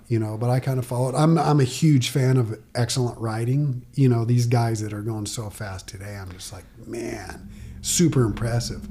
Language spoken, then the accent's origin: English; Yucca Valley, California, United States; I grew up younger, Yucca Valley